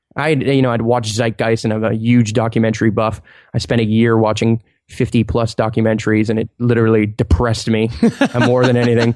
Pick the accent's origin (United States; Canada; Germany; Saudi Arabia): Canada; Montreal, Quebec; I'm from Montreal and it's really cold in the winter